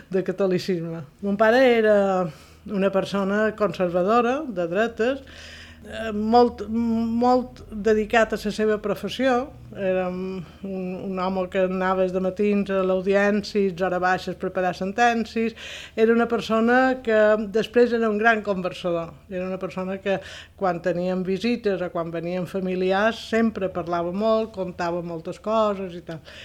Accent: Palma, Balearic Islands, Spain; Vaig néixer a Palma dia 20 de febrer de 1951, en el barri de Santa Creu

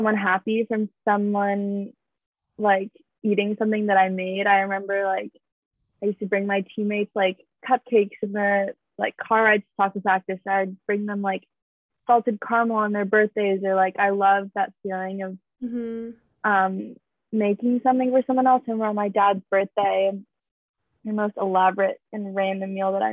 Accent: Bay Area, California, United States; I grew up in the Bay

